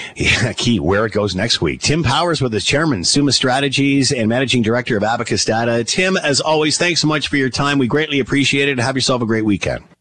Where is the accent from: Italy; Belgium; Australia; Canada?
Canada